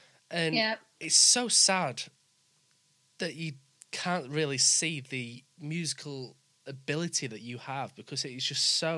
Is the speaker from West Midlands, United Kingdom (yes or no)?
yes; West Bromwich, West Midlands, United Kingdom; accent: Yorkshire; also born or lived in Leeds / Wakefield / York; because I'm from West Bromwich, moved up to Leeds and then moved around Leeds and Wakefield and then York. So I've got different, like, Yorkshire acce